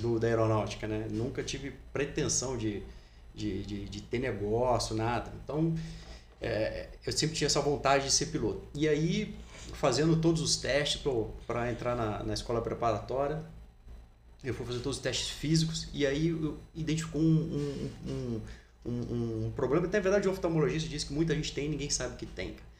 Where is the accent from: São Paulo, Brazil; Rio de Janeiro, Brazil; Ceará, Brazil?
Rio de Janeiro, Brazil; Resende; eu nasci em Resende, né, no estado do Rio de Janeiro, então desde pequeno eu sempre gostei muito de esporte